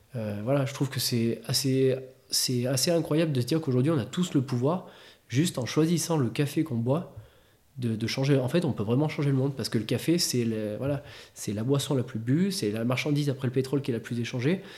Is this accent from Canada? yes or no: no; Clermont-Ferrand, Auvergne-Rhône-Alpes, France; à Clermont, voilà, on est des Auvergnats